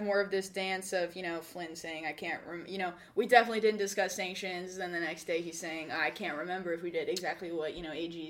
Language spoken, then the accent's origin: English; Georgia, United States; Part of the reason is because I'm from Georgia.